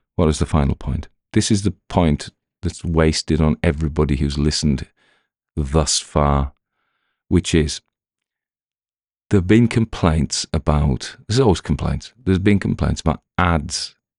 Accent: the north of England, United Kingdom; accent: Northern; I've had complaints about my North accent, which is extraordinary 'cause it's my real one.

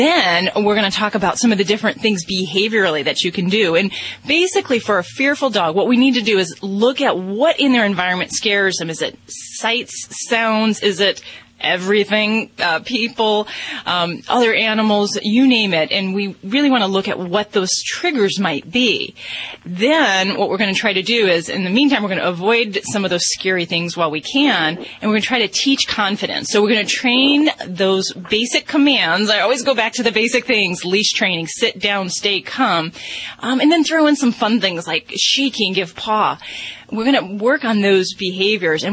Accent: Las Vegas, Nevada, United States; I'm from Vegas

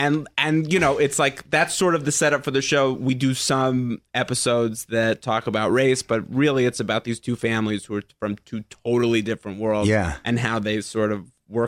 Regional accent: New York, United States; moved away as an adult; now in Los Angeles, United States

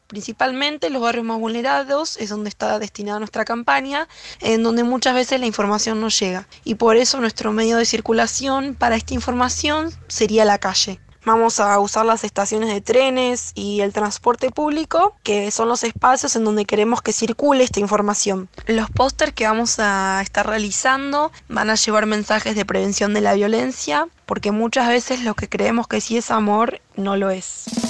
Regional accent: Tigre, Buenos Aires Province, Argentina; soy de Tigre, provincia de Buenos Aires

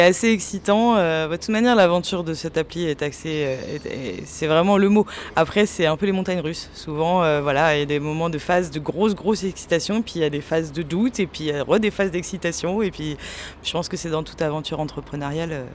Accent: Nantes, Pays de la Loire, France; now in Angers, France; moi, je suis nantaise d'origine

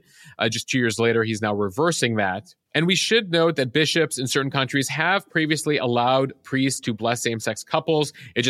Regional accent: Florida, United States; You know, I'm from Florida, so I make references to alligators.

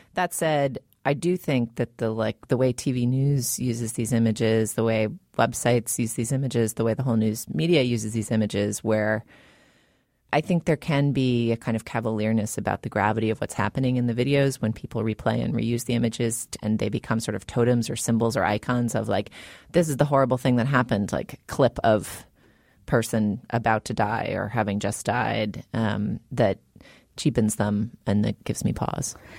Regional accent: United States; I'm an American

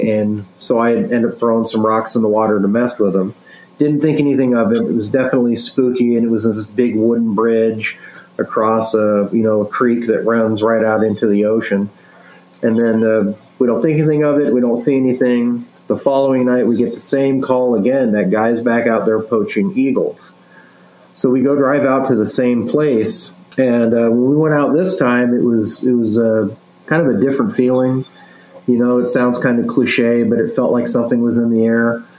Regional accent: Arizona, United States; But the Mogollon Monster was the one I grew up hearing about in Arizona.

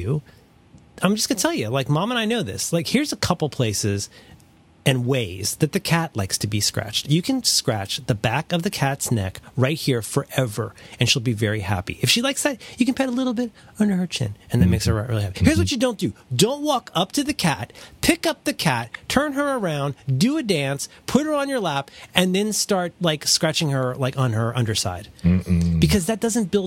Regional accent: Ohio, United States; I'm from Ohio

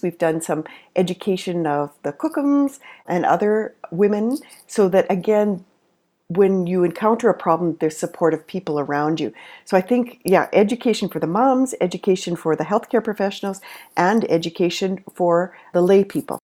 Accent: Canada; I'm a Canadian nurse and lactation consultant

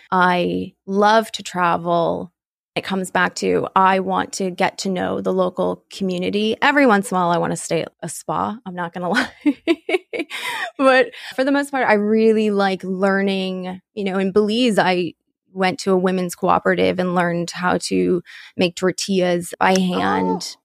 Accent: United States; still be in my home state.

